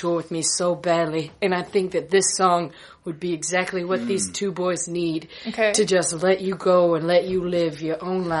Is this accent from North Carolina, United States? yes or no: yes; Hickory, North Carolina, United States; I'm from Hickory, North Carolina. It's right across the border from where Andrew Jackson was born.